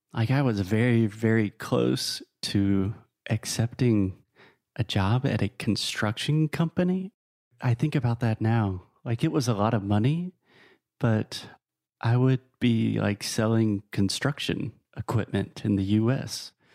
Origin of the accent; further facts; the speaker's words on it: South Carolina, United States; moved away as an adult; also born or lived in Tennessee / Spain / New York / Guatemala; now in Portugal; I am originally from South Carolina, a very small state in the southeast of the US